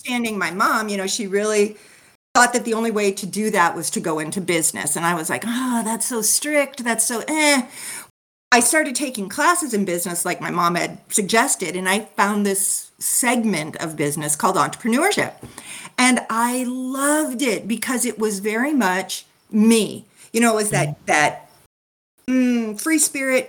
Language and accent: English; California, United States; I was born and raised in California